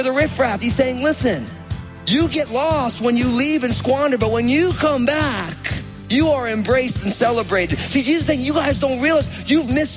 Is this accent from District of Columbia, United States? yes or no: no; New Jersey, United States; I grew up in New Jersey